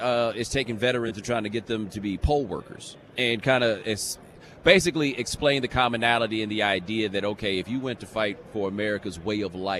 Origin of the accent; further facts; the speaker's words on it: Atlanta, Georgia, United States; born there; I didn't grow up in Atlanta. I was born in Atlanta.